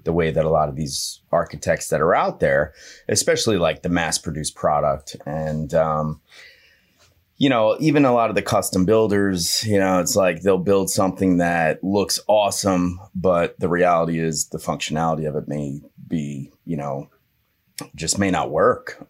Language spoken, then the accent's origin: English; Hazlet, New Jersey, United States; I grew up in a little town called Hazlitt, New Jersey.